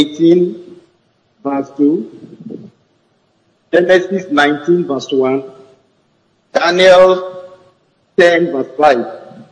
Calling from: Bayelsa, Nigeria; calling from Bayelsa.

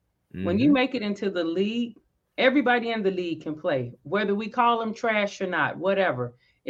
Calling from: Dallas, Texas, United States; Dallas, Tejas, Dallas, Texas, the DFW area.

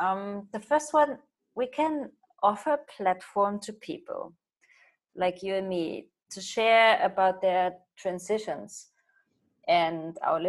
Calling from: Hong Kong; I'm calling in from Hong Kong, where I live.

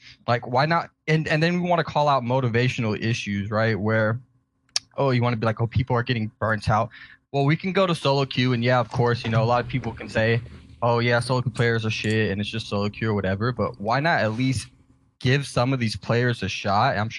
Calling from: Houston, Texas, United States; Houston, Texas.

